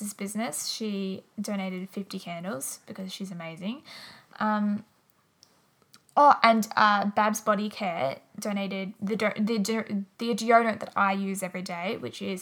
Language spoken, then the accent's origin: English; Wangaratta, Victoria, Australia; also born or lived in Melbourne; my hometown, Wangaratta.